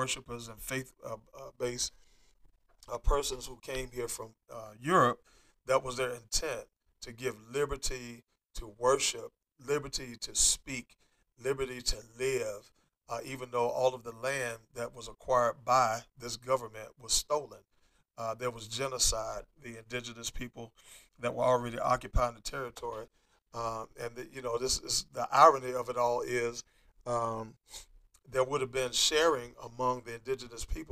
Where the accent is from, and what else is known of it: United States